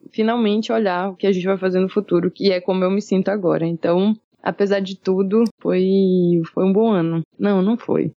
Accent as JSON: {"language": "Portuguese", "region": "Maranhão", "country": "Brazil", "also_born_or_lived": "Rio de Janeiro", "said": "saí do Rio, voltei para o Maranhão"}